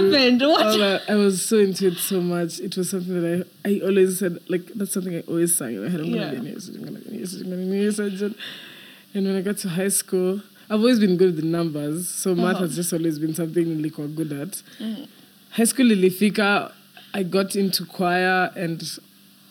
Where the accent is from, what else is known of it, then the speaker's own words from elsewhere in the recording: Nairobi, Kenya; I was raised most of my life along Bagadi Road. I lived at Airport View.